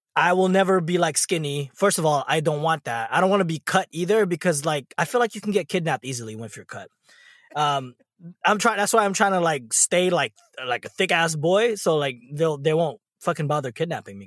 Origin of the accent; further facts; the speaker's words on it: California, United States; moved away; you probably associate me as a Californian